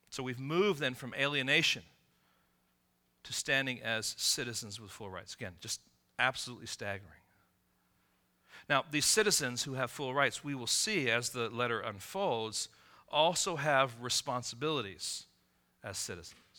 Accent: Israel; born there; My mom is American, my dad was English. I was born in Israel.

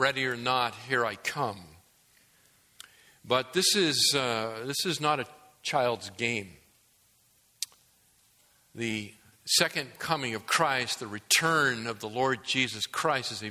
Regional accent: New England, United States; as a young kid growing up in New England

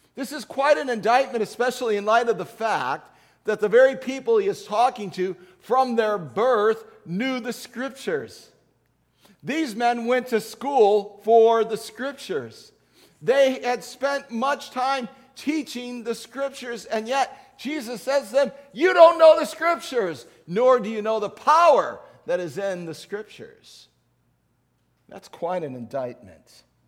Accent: Chicago, Illinois, United States; as a child growing up in Chicago in the nineteen sixties

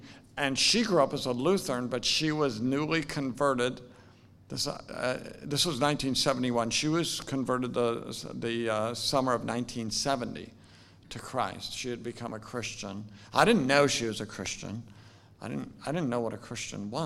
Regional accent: Salem, Oregon, United States; now in Louisville, United States; I'm from Salem, Oregon, very far away from here. My dad was a nurseryman, so he raised flowers, iris and dahlias. I grew up on about 100 acres just outside of Salem.

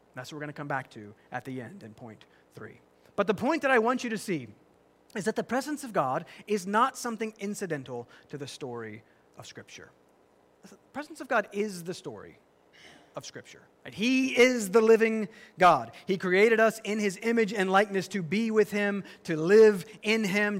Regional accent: the South, United States; I'm from the South, that you is plural

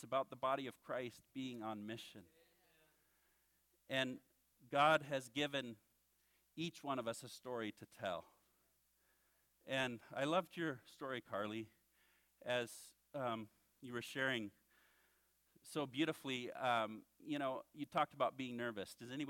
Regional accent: Western, Kenya; So that means I grew up in Kenya from the time I was 7 till I finished high school. We lived in the western part of the country at the time in a city called Little Bombay.

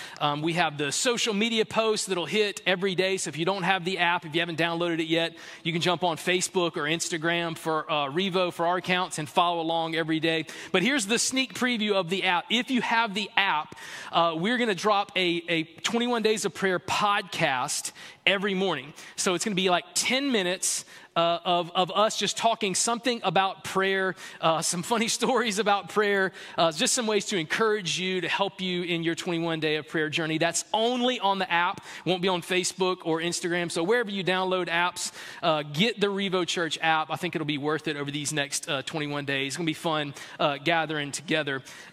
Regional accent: the South, United States; I grew up in the South playing T-ball in the fall and soccer in the spring, two-sport athlete

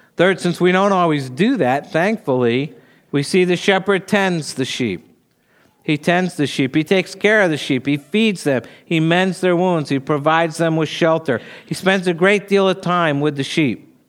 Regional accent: New Jersey, United States; moved away; I grew up in New Jersey

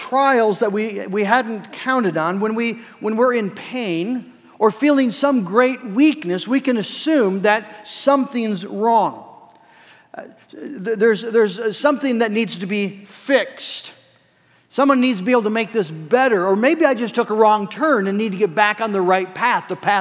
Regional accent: United States; affluent American Christians

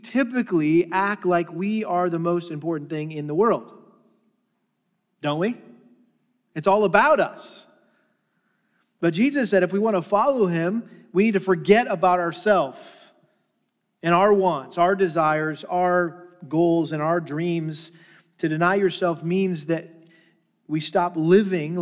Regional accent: Massachusetts, United States; I grew up in Massachusetts and a very strong Catholic influence there.

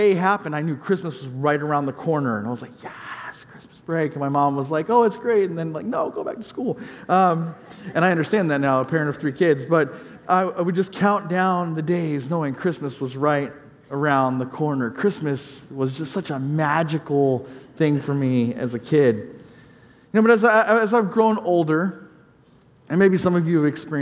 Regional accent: California, United States; moved away; I grew up in California

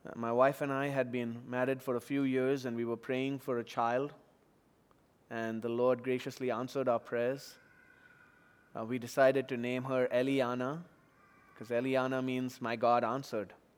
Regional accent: Chennai, Tamil Nadu, India; moved away; floods recently in, in my hometown, two thousand fifteen in Chennai

